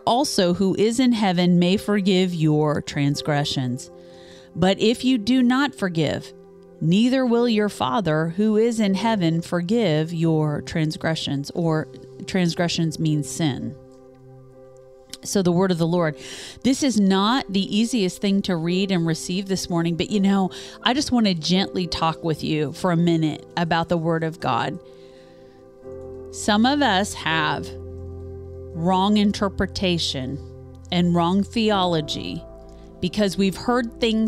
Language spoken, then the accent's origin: English; Topeka, Kansas, United States; Topeka has. My hometown, where I was born and raised